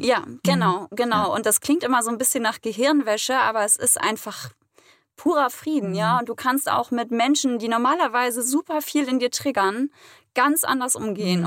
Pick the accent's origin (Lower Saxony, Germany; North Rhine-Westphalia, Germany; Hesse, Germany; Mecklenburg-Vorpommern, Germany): Mecklenburg-Vorpommern, Germany; now in Hamburg, Germany; komme ursprünglich aus dem schönen Mecklenburg-Vorpommern